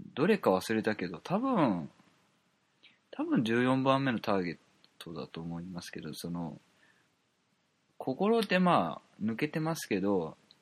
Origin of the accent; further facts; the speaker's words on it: Kansai, Japan; moved away; 関西出身だったんで、だったというか関西出身なんで